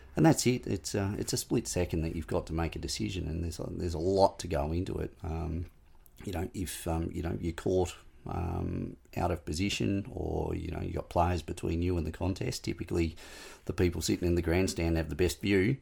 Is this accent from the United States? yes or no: no; Smithton, Tasmania, Australia; moved away; born and bred in Smithton